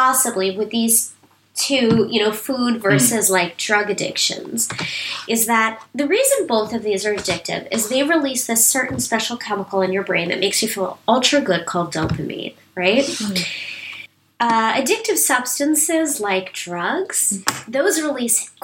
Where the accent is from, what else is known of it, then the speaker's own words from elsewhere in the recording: New York City, New York, United States; moved away as an adult; also born or lived in Asia; now in United Kingdom; I come from New York City